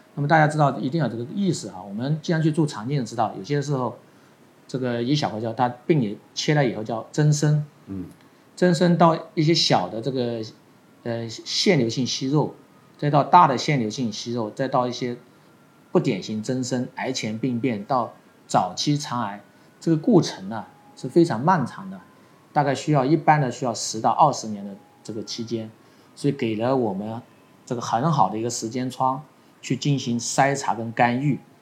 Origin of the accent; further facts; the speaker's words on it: Guangdong, China; 我们广东人叫做上府啦